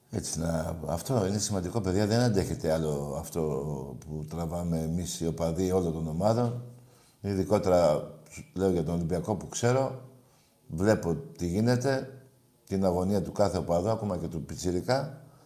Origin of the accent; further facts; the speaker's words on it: Megara, Attica, Greece; Ολυμπιακός είμαι από Μέγαρα